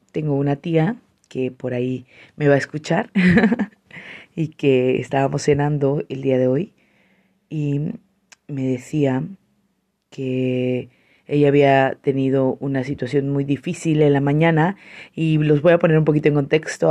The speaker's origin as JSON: {"language": "Spanish", "town": "San Cristóbal de las Casas", "region": "Chiapas", "country": "Mexico", "said": "soy una chiapaneca orgullosa, san cristobalense, coletos nos dicen por acá"}